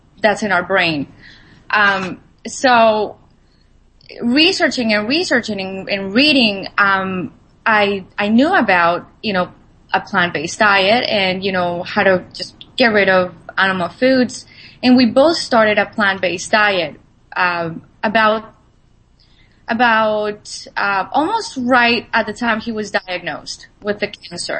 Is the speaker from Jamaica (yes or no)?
no; Colombia; I'm Latin American. I was born in Colombia, so you know the diet that I actually grew up